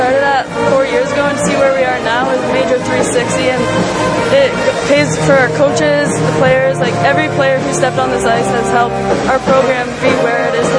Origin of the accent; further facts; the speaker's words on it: Oshawa, Ontario, Canada; moved away as an adult; also born or lived in Courtice, Ontario / Whitby, Ontario / Merrimack, Massachusetts; Growing up in Oshawa area